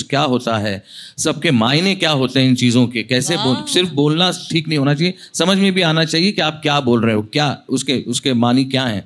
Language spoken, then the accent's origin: Hindi; India; first language Marathi; Hindi is a second language; मैंने कहा मेरी मदर टंग मराठी है और घर में क्या बोलते हो बोले मराठी बोलता हूँ